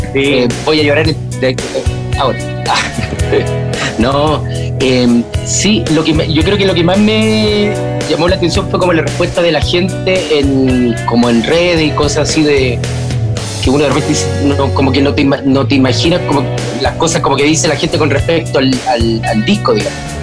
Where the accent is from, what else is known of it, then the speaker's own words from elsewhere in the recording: Chile; nosotros como chilenos